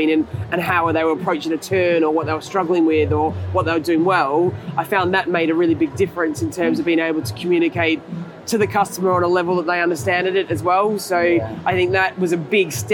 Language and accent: English; Australia; I grew up in Australia, and I grew up, my folks had a house by the beach, and I grew up surfing